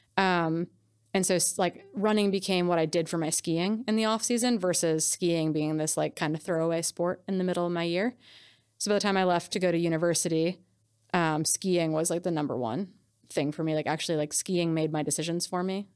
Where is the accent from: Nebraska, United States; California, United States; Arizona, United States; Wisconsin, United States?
Wisconsin, United States; moved away as an adult; also born or lived in Montana; I grew up in Wisconsin, so I've been, like, shooting B B guns and guns since I was a little kid